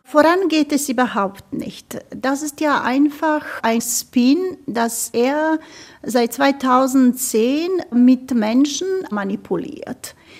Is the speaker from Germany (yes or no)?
no; Bosnia & Herzegovina; Ich bin ja eine Bosnierin und Herzegowinierin